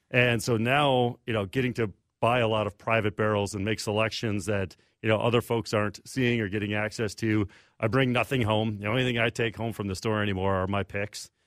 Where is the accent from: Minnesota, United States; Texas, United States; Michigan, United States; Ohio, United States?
Minnesota, United States; Redwood Falls; also born or lived in Iowa / Milwaukee / Chicago; I grew up in Redwood Falls, Southwest Minnesota